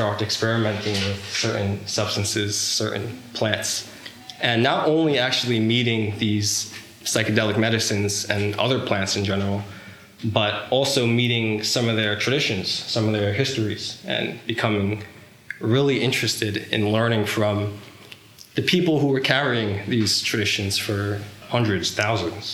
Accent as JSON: {"language": "English", "area": "Long Island", "region": "New York", "country": "United States", "tie": "born or raised there", "said": "growing up in Long Island, New York"}